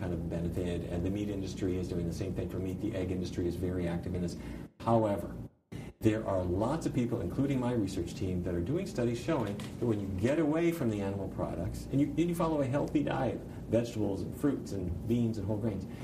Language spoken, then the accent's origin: English; Fargo, North Dakota, United States; I grew up in Fargo, North Dakota, and I come from a long line of cattle ranchers.